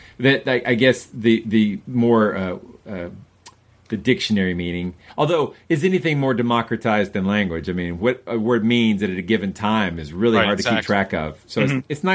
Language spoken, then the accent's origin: English; the South of the United States, United States; growing up in the South of the United States